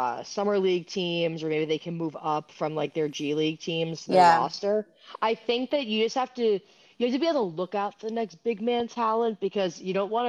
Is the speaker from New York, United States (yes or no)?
yes; New York City, New York, United States; we grew up in the Northeast and, like, New York City